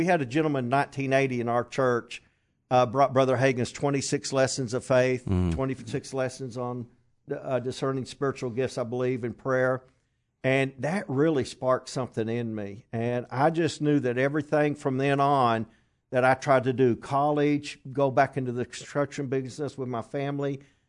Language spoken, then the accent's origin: English; Flatwoods, Kentucky, United States; I grew up in Flatwoods, Kentucky.